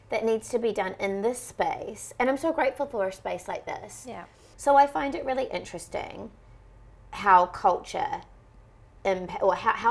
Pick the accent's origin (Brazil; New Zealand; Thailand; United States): New Zealand; New Zealand, you just want to be white because they have it the easiest.